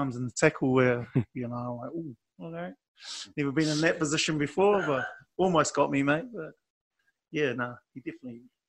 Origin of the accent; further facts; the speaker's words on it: France; I'm on holiday from France. I paid for myself to come here, so I'm just going to enjoy my holiday and go back home.